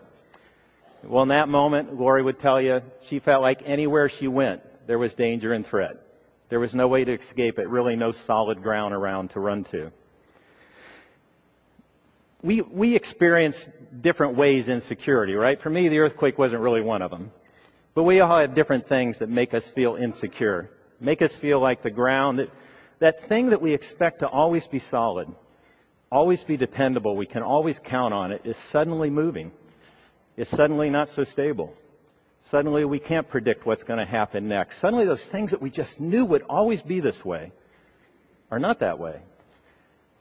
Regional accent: Ohio, United States; moved away; I grew up in Ohio

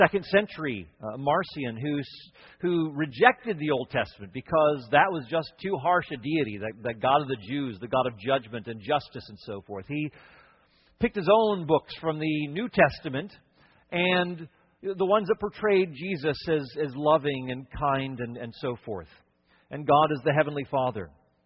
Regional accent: Cleveland, Ohio, United States; moved away; also born or lived in Connecticut / upstate New York / Wisconsin / Chicago; I was born in the Midwest, born in Cleveland, Ohio

